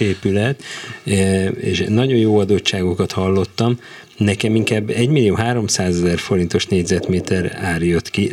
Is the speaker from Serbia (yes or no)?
no; Budapest, Hungary; Káposztás megyeren